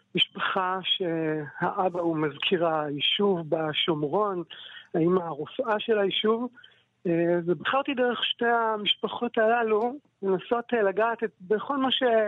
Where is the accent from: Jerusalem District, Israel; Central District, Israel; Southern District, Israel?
Central District, Israel; Kfar Saba; also born or lived in Psagot; גדלתי בכפר סבא ואני גר בה, ובאמצע גרתי שנים ארוכות אה, בפסגות שבבנימין